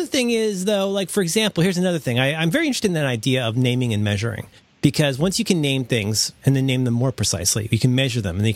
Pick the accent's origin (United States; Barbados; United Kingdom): United States; Florida; I spent a lot of time growing up in Florida